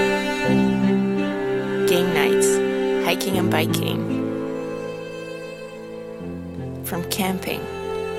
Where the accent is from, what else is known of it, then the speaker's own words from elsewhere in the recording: Netherlands; also born or lived in Tofino, Canada / Cortes Island, Canada; now in Victoria, Canada; I am from the Netherlands where I was born and my family still lives